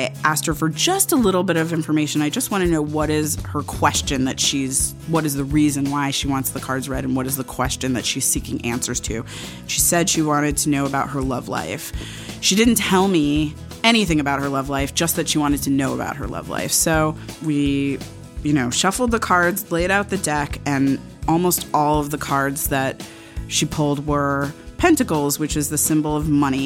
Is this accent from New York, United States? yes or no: yes; New York, United States; Growing up on the Upper West Side, I was invited to seders